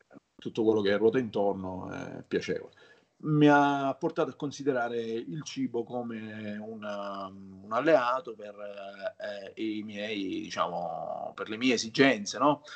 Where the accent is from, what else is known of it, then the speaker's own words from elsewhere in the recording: Palermo, Sicily, Italy; Io sono nato a Palermo, mm-hmm. eh, in Sicilia.